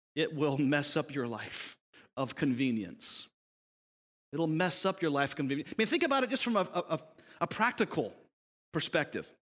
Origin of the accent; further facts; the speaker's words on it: United States